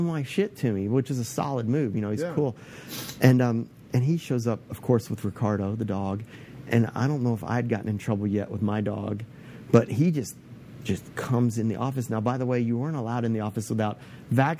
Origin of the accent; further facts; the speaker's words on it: Texas, United States; moved away; also born or lived in California; I work there, but I'm really from Texas